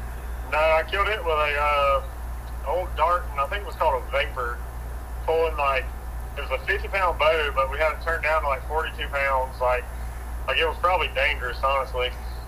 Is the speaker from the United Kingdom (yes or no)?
no; Gray, Georgia, United States; I'm from Georgia. Okay. Living in Gray my whole life.